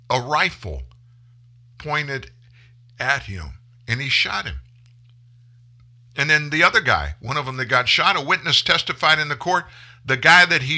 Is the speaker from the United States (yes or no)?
yes; the South, United States; now in Louisiana, United States; I'm a guy from the South.